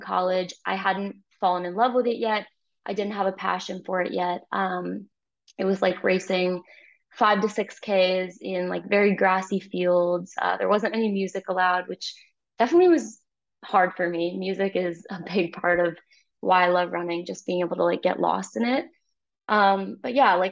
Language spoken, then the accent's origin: English; Finger Lakes region of New York, United States; moved away as an adult; now in Toronto, Canada; I grew up in the Finger Lakes region of New York, really pretty region.